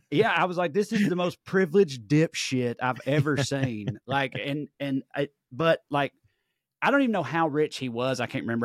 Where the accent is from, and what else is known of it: Salina, Kansas, United States; born or raised there